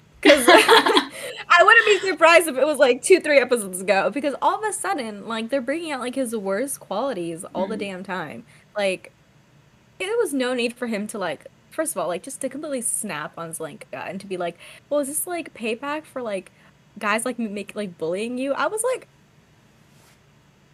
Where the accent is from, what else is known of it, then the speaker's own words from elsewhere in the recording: United States; I'm American